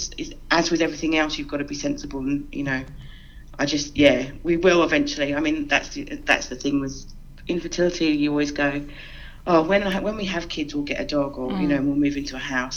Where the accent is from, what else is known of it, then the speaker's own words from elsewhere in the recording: London, United Kingdom; moved away as an adult; now in Sydney, Australia; Obviously, you can probably tell from my accent, I'm originally from the UK. I'm originally from London, and I moved here about